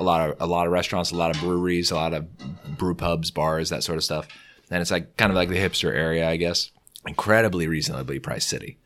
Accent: California, United States; moved away as an adult; now in Virginia, United States; I'm from California

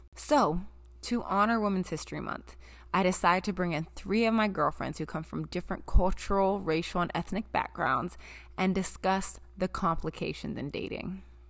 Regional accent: North Carolina, United States; also born or lived in Washington / Boston / Miami; I was born in Washington State, raised in North Carolina, and have lived between Boston and Miami for the last 10 years.

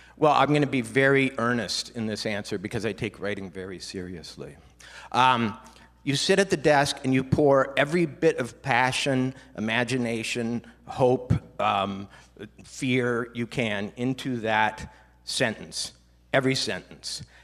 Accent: Minnesota, United States; I grew up in Minnesota

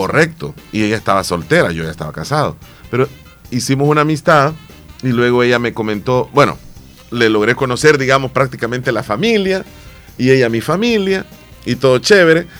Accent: El Salvador; Al final somos salvadoreños

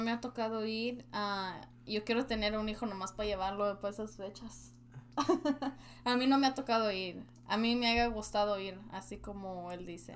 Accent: Mexico; now in United States; Como yo soy mexicana

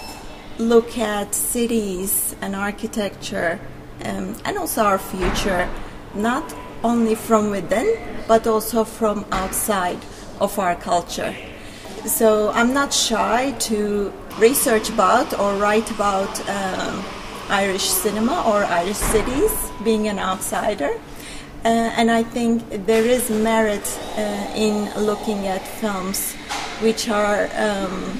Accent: Turkey; moved away as an adult; now in Belfast, United Kingdom; I'm originally from Turkey, and I've been working here at Queen's in architecture as a lecturer for more than 6 years now

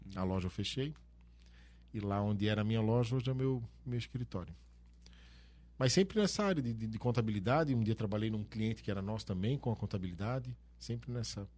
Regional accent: Brusque, Santa Catarina, Brazil; also born or lived in São Bento do Sul; E a família da minha mãe é daqui de Brusque. Então, quando os meus pais separaram, nós viemos para cá, em 85 logo depois daquela grande enchente

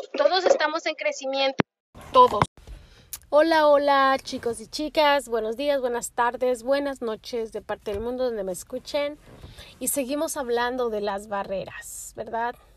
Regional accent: Mexico; moved away; yo soy una mujer hispana, soy mexicana

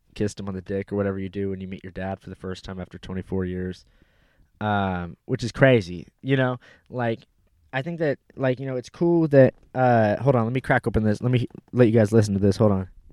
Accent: Pasadena, California, United States; also born or lived in Fort Walton Beach, Florida / Walnut, California / Fountain Valley, California; until I was three years old. And when I was three years old, we moved to, uh, Pasadena

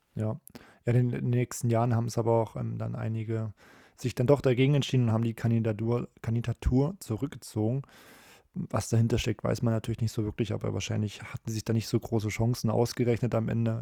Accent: Germany; als Deutscher

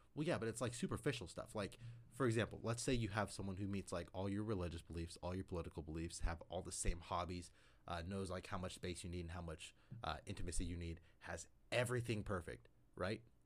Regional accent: Syracuse, Kansas, United States; I grew up in Syracuse

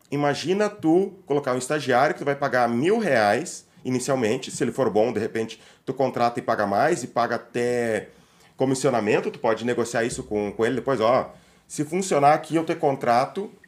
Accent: Palmas, Tocantins, Brazil; de Palmas, do capital do Estado.

